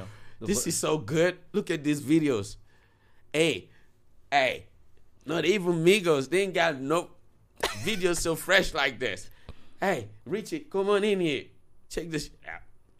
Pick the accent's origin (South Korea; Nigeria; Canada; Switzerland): Nigeria; As a Nigerian, if an artist just be like, I'm doing a walk in, be like, okay, what you got?